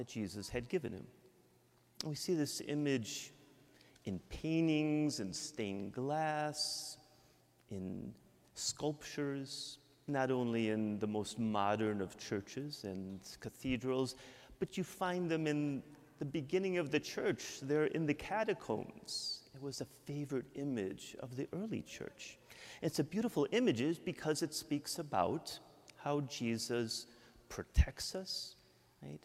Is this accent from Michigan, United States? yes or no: yes; Michigan, United States; accent: Midwestern; moved away as an adult; also born or lived in Mexico; now in Yonkers, United States; I'm from Michigan. I can't hide my Midwestern accent